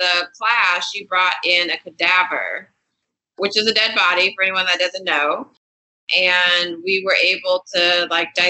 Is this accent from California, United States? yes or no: yes; Inglewood, California, United States; I grew up in Inglewood, California